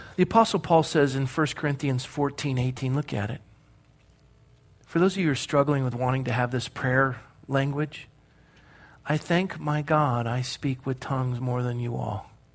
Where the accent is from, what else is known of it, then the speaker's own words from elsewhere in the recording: Coronado, California, United States; I was born and raised in Coronado, California